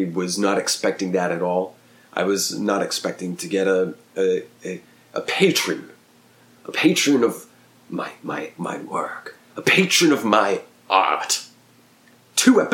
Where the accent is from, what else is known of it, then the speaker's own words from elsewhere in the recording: Oklahoma, United States; also born or lived in New Jersey; a small town I grew up in Oklahoma